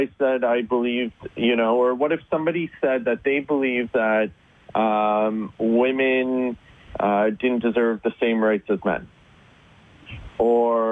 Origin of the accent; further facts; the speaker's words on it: Northern Ontario, Canada; I grew up in Northern Ontario